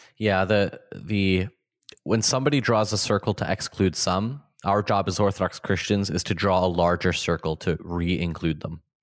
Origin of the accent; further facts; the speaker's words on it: Ontario, Canada; also born or lived in Manitoba; so I grew up in Ontario and I, I, went to school